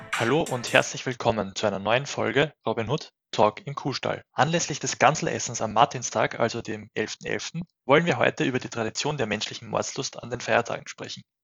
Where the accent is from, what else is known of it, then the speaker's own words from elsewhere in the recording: Austria; bei uns in Österreich